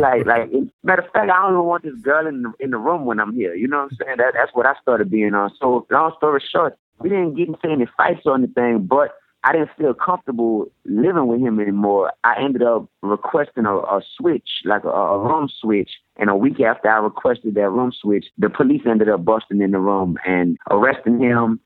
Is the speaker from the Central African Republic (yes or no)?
no; New Orleans, Louisiana, United States; also born or lived in Baton Rouge; I taught in Baton Rouge, but I'm from New Orleans